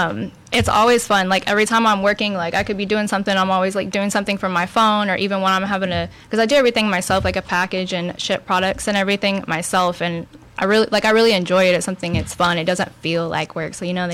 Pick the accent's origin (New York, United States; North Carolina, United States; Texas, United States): Texas, United States; Texas City; also born or lived in Santa Fe, Texas / Dickinson, Texas; now in Houston, United States; I grew up in Galveston County